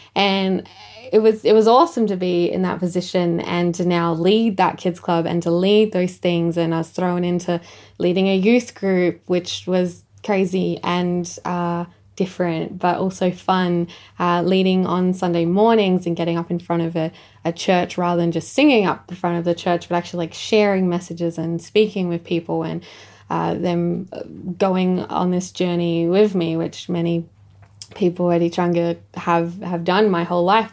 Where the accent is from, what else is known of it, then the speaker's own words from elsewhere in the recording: Echunga, South Australia, Australia; I'm from Ichanga